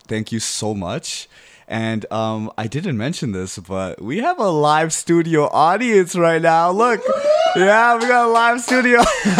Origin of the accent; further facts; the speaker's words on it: East Coast, United States; I am from the East Coast, and I stick by it. I don't care.